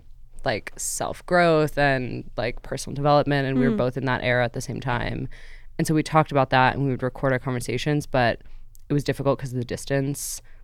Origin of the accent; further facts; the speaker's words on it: California, United States; moved away as an adult; also born or lived in New York / Vancouver, Canada; now in New York City, United States; I am actually from New York originally, spent most of my childhood in California, went to Vancouver, BC for university